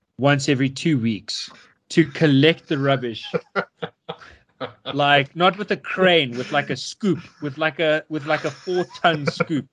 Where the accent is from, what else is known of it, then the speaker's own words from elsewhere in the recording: Yeoville, Gauteng, South Africa; I come from Yeovil, this inner city suburb which is really not a good suburb.